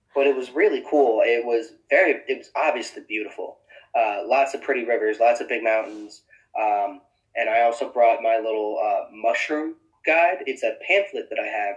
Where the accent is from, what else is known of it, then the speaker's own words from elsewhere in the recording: Florida, United States; moved away; I grew up in Florida